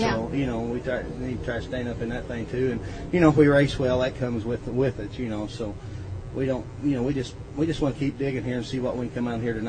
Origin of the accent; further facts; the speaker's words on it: Martinsville, Indiana, United States; Martinsville, Indiana.